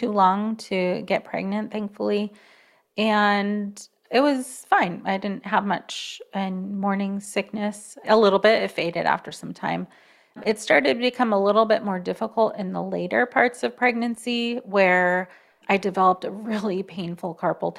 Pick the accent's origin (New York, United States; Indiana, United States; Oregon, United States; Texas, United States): Oregon, United States; Born in Oregon, the United States.